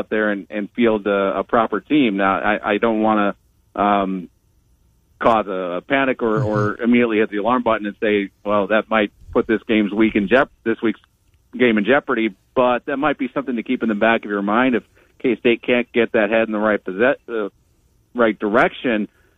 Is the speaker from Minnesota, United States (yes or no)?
yes; Minnesota, United States; now in Ames, United States; I went up to Minnesota, my home state, visited my parents